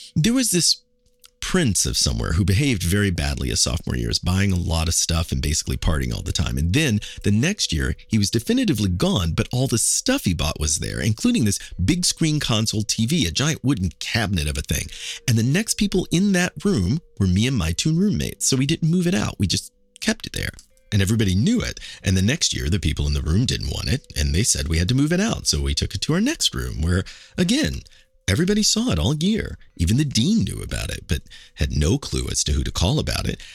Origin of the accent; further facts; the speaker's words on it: Kansas City, Missouri, United States; now in New York, United States; my hometown is Kansas City